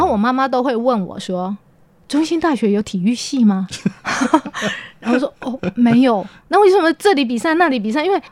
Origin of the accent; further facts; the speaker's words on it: Yilan County, Taiwan; 我的，呃，爸爸妈妈，我妈妈在，呃，在宜兰当，呃，老师